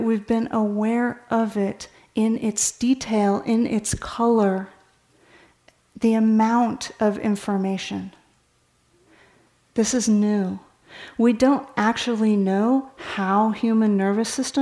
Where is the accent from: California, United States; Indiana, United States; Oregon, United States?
California, United States; I grew up in California